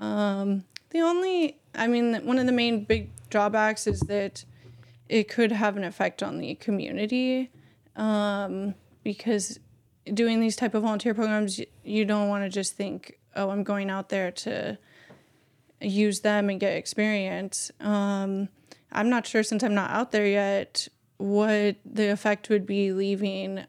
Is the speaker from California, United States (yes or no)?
yes; Bay Area, California, United States; growing up in the Bay Area